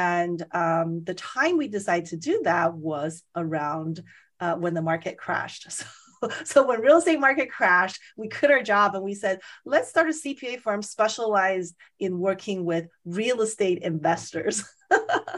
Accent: Las Vegas, Nevada, United States; moved away; I'm from Las Vegas originally. And so I know the market, you know, fairly well, because I grew up there, went to college there

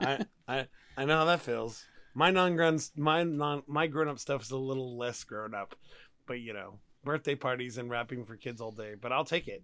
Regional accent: Texas, United States; I'm a Texan.

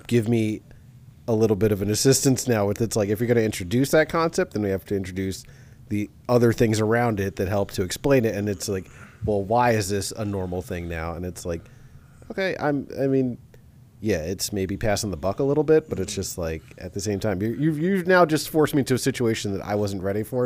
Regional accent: New York, United States; growing up in New York

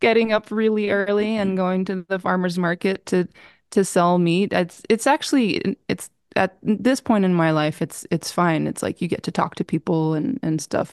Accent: New Mexico, United States; moved away as an adult; also born or lived in Appleton, Wisconsin; when I left New Mexico, uh, to go to college, that was really difficult. Um, when I was eighteen

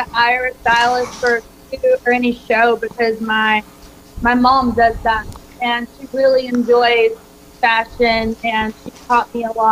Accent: Kentucky, United States; now in Nashville, United States; I'm from Kentucky, like I said, and everyone in Kentucky is a basketball fan. And I grew up watching a lot of basketball

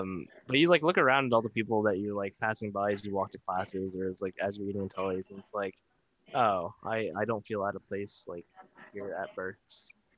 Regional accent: Philippines; Like Tyler was saying, like, I'm Filipino, right?

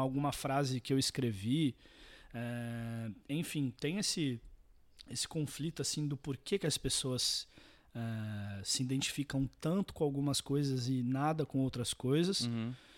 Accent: Santos, São Paulo, Brazil; eu nasci em Santos, …, litoral de São Paulo

